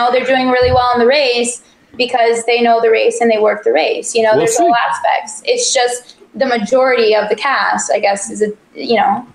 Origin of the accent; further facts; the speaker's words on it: Mexico; I grew up in Mexico